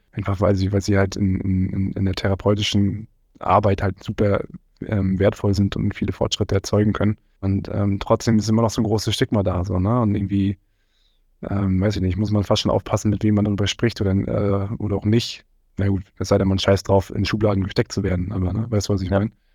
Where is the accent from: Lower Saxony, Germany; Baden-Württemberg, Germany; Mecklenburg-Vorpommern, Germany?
Mecklenburg-Vorpommern, Germany; Rostock; also born or lived in Fürstenfeldbruck; now in Cologne, Germany; ich komm ursprünglich aber aus Rostock